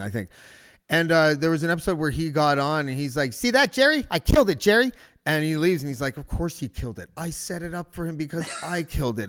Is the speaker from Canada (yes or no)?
yes; Whitby, Ontario, Canada; I grew up in Whitby